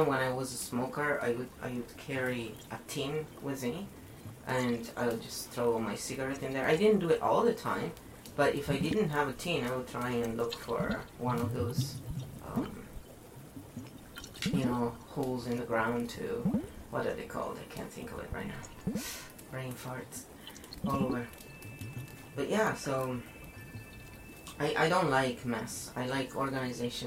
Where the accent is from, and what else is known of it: Italy; born or raised there